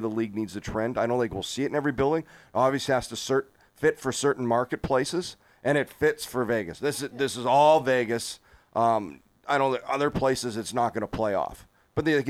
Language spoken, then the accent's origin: English; Canada; moved away; I come from Canada. I'm Canadian